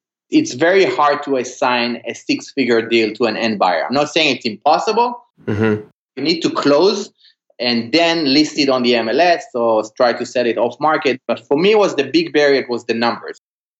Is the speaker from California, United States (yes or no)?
yes; California, United States; I'm from California looking to buy a rental.